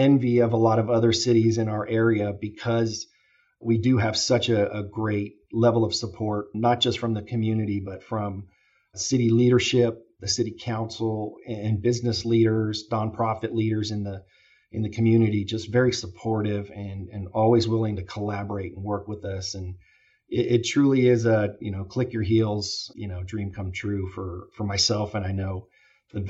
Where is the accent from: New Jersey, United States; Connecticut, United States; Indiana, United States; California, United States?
California, United States; Fairfield; also born or lived in Travis Air Force Base, California / Sacramento, California / Oakland, California; So I grew up in Fairfield, California, next door here. Was able to go to, you know, elementary, junior high, and high school in Fairfield